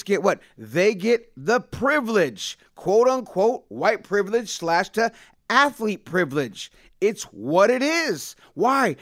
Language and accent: English; San Jose, California, United States; I grew up with them in San Jose. We're boys from when we were younger. Went to the same high school